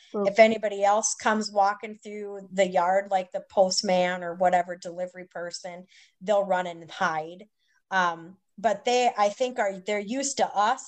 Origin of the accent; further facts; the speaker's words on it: Minnesota, United States; moved away as an adult; also born or lived in Wisconsin / New York; now in Mississippi, United States; I live in Mississippi. I'm from Minnesota